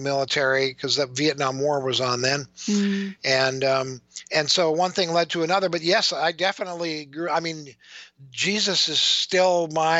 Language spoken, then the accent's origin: English; Minnesota, United States; I grew up in Minnesota, and I grew up as a Lutheran, a Christian, and I was going to be a minister.